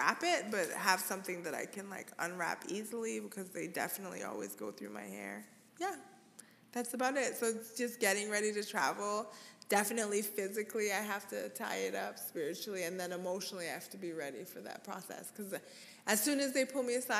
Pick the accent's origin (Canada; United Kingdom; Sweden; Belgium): Canada; growing up in Canada